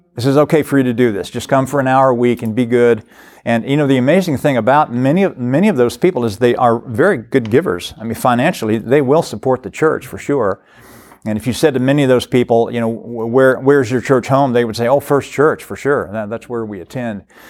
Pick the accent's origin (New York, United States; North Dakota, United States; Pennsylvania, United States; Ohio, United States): Ohio, United States; Cincinnati; now in Florence, Kentucky, United States; I was from the Cincinnati area.